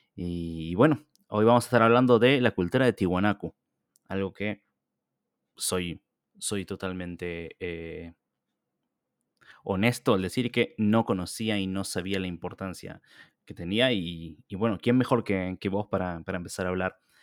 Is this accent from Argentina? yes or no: yes; Argentina; como argentino